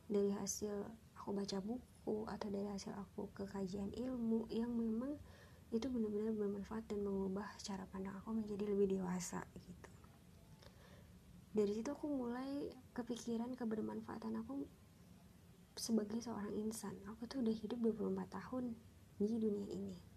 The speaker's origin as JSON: {"language": "Indonesian", "town": "Serpong", "region": "Banten", "country": "Indonesia", "said": "Aku asli dari Serpong, Tangerang Selatan, dan saat ini aktivitasku adalah seorang karyawan di salah satu perusahaan yang cukup besar di Jakarta Pusat"}